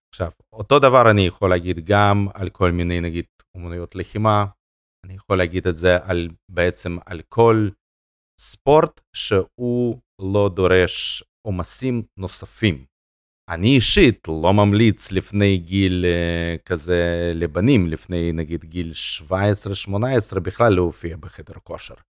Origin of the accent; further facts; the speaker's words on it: Russia; now in Israel; נולדתי ברוסיה ולא היה שם תנאים